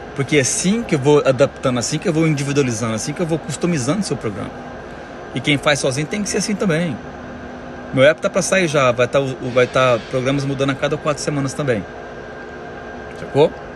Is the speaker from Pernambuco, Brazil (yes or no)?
no; Goiânia, Goiás, Brazil; moved away as an adult; now in United States; Moro aqui nos Estados Unidos tem 12 anos já. Sou de Goiânia.